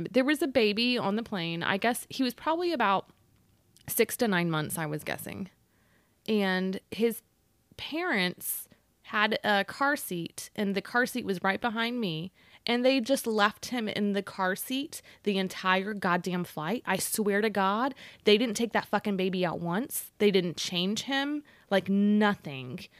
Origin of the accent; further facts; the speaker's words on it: Austin, Texas, United States; "Sir, sir, I'm from Austin, and do you know that somebody could have a seizure from what you're doing?